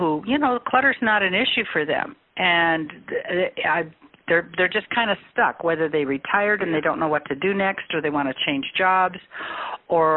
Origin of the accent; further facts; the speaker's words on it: Chicago, Illinois, United States; also born or lived in Peoria, Illinois; I grew up in Chicago and then went to Bradley for 4 years in Peoria